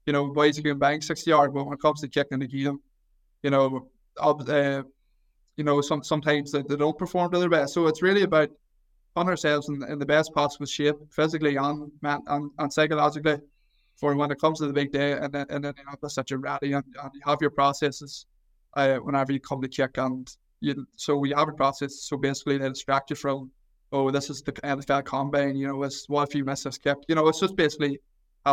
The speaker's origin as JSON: {"language": "English", "town": "Mayobridge", "region": "Northern Ireland", "country": "United Kingdom", "tie": "born or raised there", "said": "I'm from Mayobridge, which is literally, less than a 10-minute drive outside of Newry. So I went to primary school in Newry, I went to secondary school in Newry."}